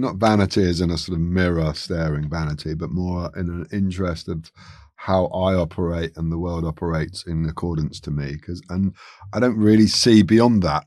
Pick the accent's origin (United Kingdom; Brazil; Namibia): United Kingdom; London; I'm from Chiswick